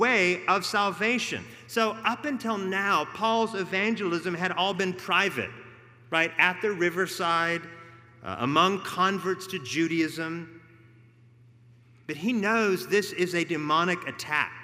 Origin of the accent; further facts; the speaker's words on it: Oregon, United States; now in Atlanta, United States; Growing up in Oregon